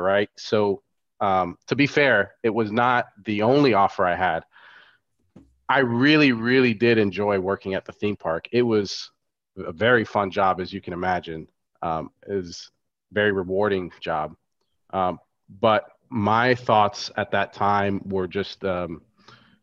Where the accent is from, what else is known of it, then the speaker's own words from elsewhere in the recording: Florida, United States; also born or lived in Chicago; I grew up in Florida.